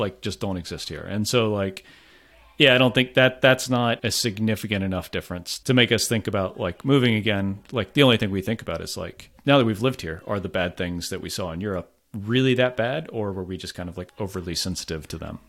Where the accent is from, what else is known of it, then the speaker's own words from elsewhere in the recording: Florida, United States; moved away as an adult; also born or lived in France; now in Providence, United States; I'm from Florida originally